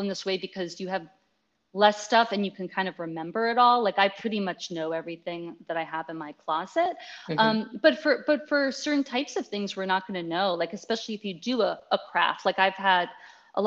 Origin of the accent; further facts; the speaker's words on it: Washington, District of Columbia, United States; now in Texas, United States; I'm from Washington, D.C. originally